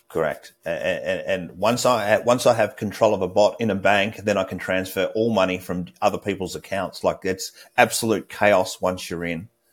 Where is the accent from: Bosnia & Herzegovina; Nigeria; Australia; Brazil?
Australia; moved away; As an Australian